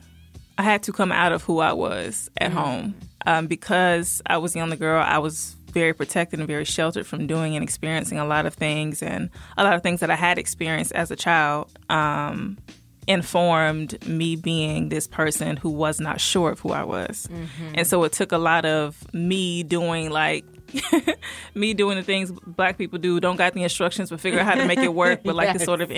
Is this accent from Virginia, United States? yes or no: yes; Virginia, United States; born there; also born or lived in Georgia; now in Covington, United States; I was born in Virginia, stayed there for a while, moved around the South, but I settled here in Georgia, in a small city in Covington.